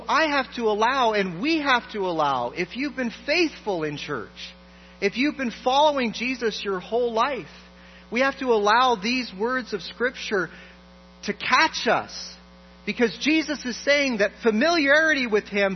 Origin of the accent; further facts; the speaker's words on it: Toronto, Ontario, Canada; I grew up in a wonderful church in Toronto